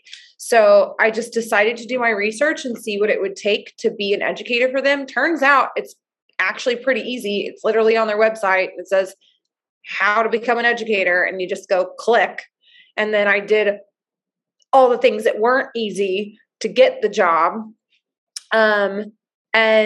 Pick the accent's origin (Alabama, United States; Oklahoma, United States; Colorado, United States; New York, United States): Oklahoma, United States; moved away as an adult; now in Portland, United States; Oregon for 8 years now, but I'm originally from Oklahoma.